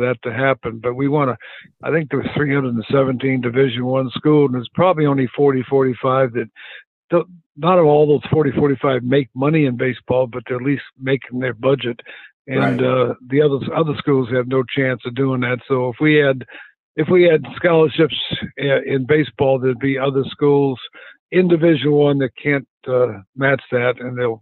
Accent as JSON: {"language": "English", "town": "Phoenix", "region": "Arizona", "country": "United States", "tie": "born or raised there", "also_born_or_lived": "Southeast United States", "moved": "as an adult", "said": "I grew up in Phoenix"}